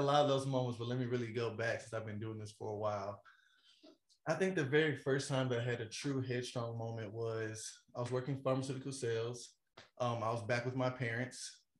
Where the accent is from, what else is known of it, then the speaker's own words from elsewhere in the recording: the South, United States; I'm from the South, so the temperature can get a little hot up there.